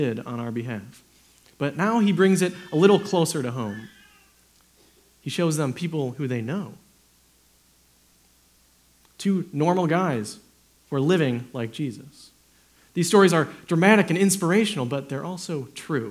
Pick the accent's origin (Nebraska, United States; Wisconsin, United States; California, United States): Wisconsin, United States; moved away; I'm from Wisconsin